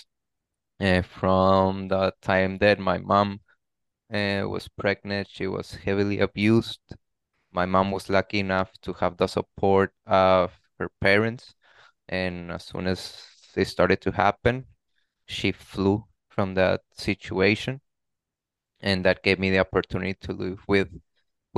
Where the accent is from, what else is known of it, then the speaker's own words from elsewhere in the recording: Tijuana, Baja California, Mexico; born and raised in Tijuana, I could definitely say amazing childhood